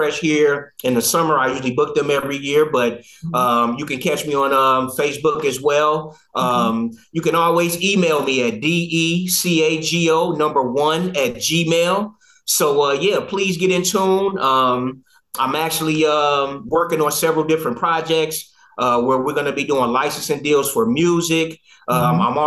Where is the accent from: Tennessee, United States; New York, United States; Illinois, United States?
Illinois, United States; Chicago; moved away; also born or lived in Detroit, Michigan; I'm from Chicago, Illinois, born and bred, but we moved to Detroit in 85